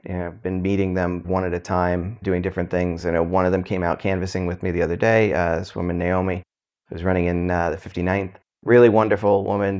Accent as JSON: {"language": "English", "town": "New York City", "region": "New York", "country": "United States", "tie": "born or raised there", "also_born_or_lived": "New Jersey", "said": "I was born in South Brooklyn. Family moved to Jersey, so I lived on a farm briefly"}